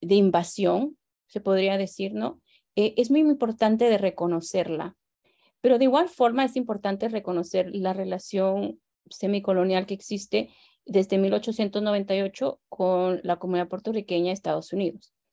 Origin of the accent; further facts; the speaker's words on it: Guatemala; now in Los Angeles, United States; como guatemalteca